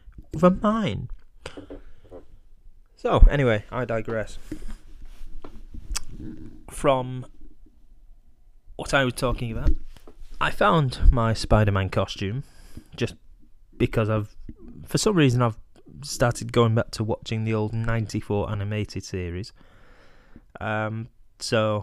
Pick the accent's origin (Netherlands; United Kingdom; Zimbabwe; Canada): United Kingdom